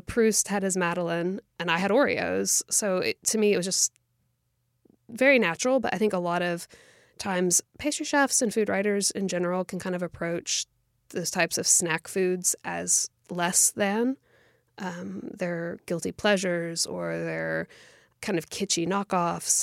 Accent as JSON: {"language": "English", "country": "United States", "tie": "born or raised there", "said": "our experience of growing up in America"}